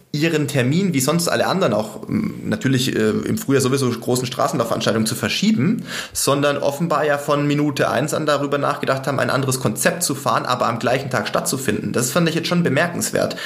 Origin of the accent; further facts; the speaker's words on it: Sindelfingen, Baden-Württemberg, Germany; moved away; also born or lived in Regensburg; wie ich in Sindelfingen, sag ich mal, äh, sportlich groß geworden bin in der Jugend und dann auch in Regensburg